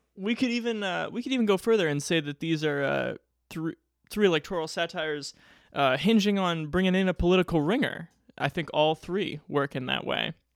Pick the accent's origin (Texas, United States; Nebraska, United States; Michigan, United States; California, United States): Nebraska, United States; Omaha; my hometown of Omaha, Nebraska